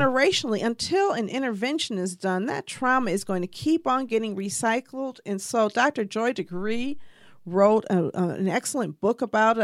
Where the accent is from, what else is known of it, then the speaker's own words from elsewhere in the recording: Detroit, Michigan, United States; I grew up in Detroit